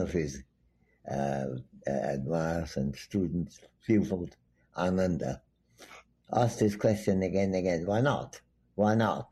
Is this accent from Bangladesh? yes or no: yes; Dhaka, Dhaka Division, Bangladesh; moved away; also born or lived in Santiniketan, India / Calcutta, India / Cambridge, England; I came from Dhaka minus two months old and went mm-hmm. back to Dhaka plus two months old. And I was born, meanwhile, in my uh, grandfather's home